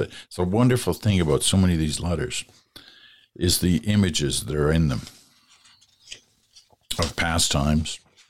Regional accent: Paris, Ontario, Canada; now in Toronto, Canada; still going strong in my hometown of Paris, Ontario

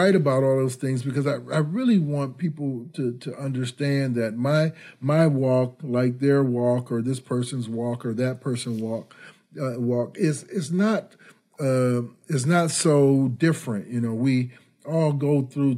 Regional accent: Detroit, Michigan, United States; moved away as an adult; also born or lived in Ann Arbor, Michigan; now in Chicago, United States; I grew up in the Detroit area during the Motown era

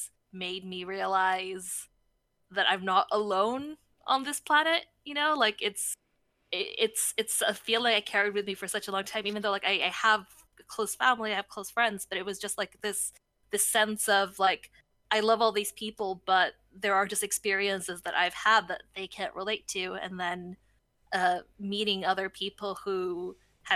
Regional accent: Sweden; I grew up in Sweden

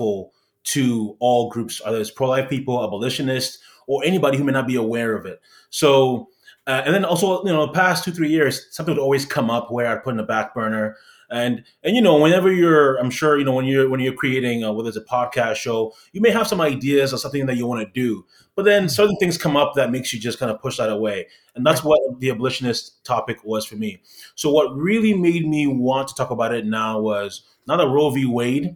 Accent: Ghana; also born or lived in Canada; now in United States; in Canada, people ask me where I'm from. I'm saying I'm from Ghana.

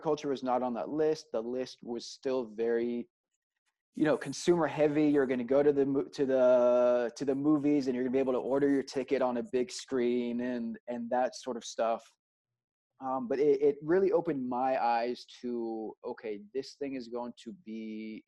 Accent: Austin, Texas, United States; moved away; also born or lived in Israel / New York; I grew up in Austin, Texas

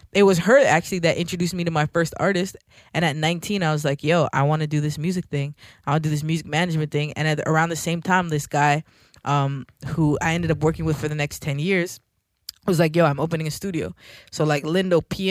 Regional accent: Toronto, Ontario, Canada; I'm from Scarborough

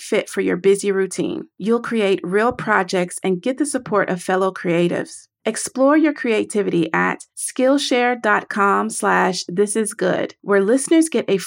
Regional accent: the South, United States; I am from the South

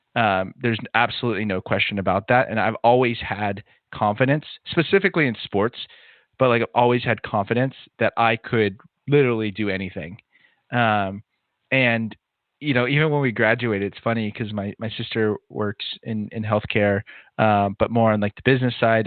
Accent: Southern California, United States; I grew up in Southern California

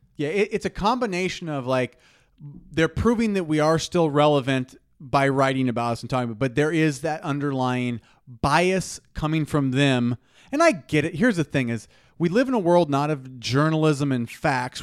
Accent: Nebraska, United States; as Nebraskans

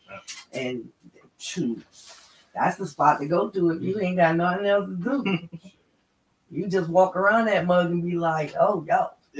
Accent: New England, United States; I'm from New England, so Foxborough.

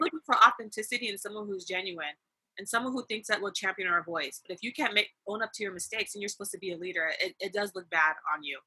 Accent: California, United States; I'm from California

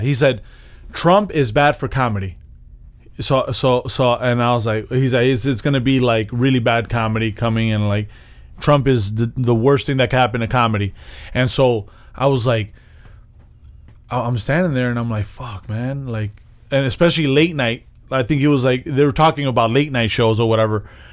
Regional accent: United States; I was born in America

